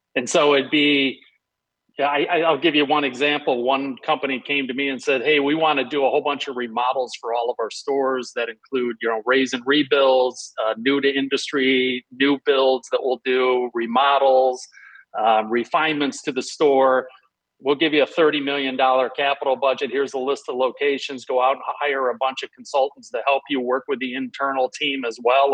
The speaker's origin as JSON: {"language": "English", "town": "Detroit", "region": "Michigan", "country": "United States", "tie": "born or raised there", "also_born_or_lived": "Chicago", "moved": "as an adult", "said": "I grew up in Detroit, so I grew up with Little Caesars."}